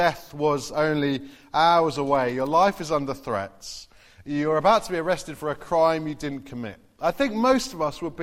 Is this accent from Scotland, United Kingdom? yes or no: no; Farnborough, South East England, United Kingdom; also born or lived in Derby; now in Basingstoke, United Kingdom; I grew up in Farnborough as well